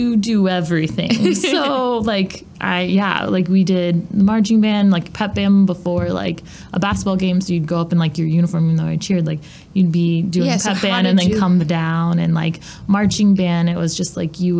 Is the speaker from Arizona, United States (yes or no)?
no; Saybrook, Illinois, United States; I grew up in Saybrook, so it's a little town between Bloomington and Champaign